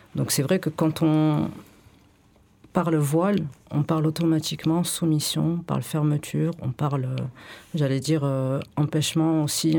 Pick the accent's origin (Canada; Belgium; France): France; Bordeaux, Nouvelle-Aquitaine; now in Marseille, France